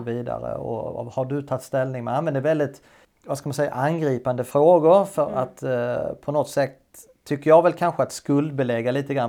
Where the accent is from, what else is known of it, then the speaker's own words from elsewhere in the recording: Sweden; moved away as an adult; also born or lived in Denmark; Stod som svensk och skulle läsa danska